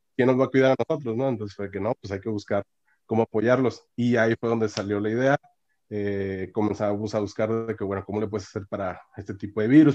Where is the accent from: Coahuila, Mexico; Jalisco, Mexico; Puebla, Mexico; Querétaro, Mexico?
Coahuila, Mexico; Monclova; moved away as an adult; also born or lived in Oaxaca / Monterrey, Nuevo León; now in Canada; soy de Oaxaca, pero me crecí en el norte, en Monclova, Coahuila